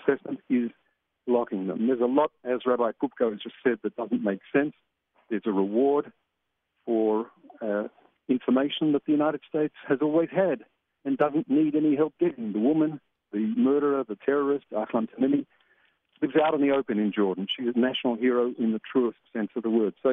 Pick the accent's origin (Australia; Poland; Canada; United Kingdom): Australia; moved away as an adult; now in Israel; I'm from Australia